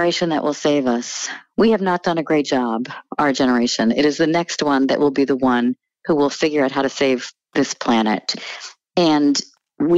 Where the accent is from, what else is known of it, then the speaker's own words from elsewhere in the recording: New Jersey, United States; also born or lived in Connecticut; I was born in Connecticut, but grew up mostly in New Jersey.